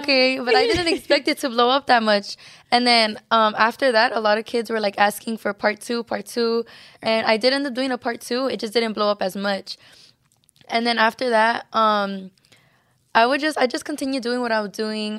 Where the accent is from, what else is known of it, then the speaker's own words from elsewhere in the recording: Los Angeles, California, United States; also born or lived in San Antonio, Texas; we all came to California, to L